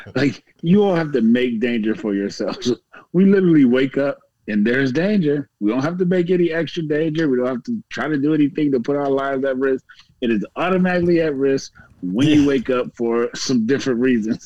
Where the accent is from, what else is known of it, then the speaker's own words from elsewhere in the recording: Virginia, United States; I'm from Virginia